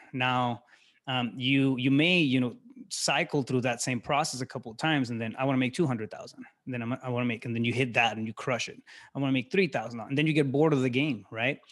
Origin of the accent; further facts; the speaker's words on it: Yuma, Arizona, United States; moved away as an adult; now in Phoenix, United States; I'm originally from Yuma, Arizona. I live in Phoenix now.